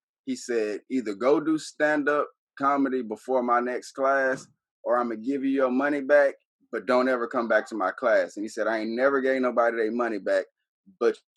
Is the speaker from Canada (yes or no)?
no; Dallas, Texas, United States; also born or lived in Frankfurt, Germany / Houston; Moved to Dallas. I lived in Dallas until I was 18 and moved to Houston.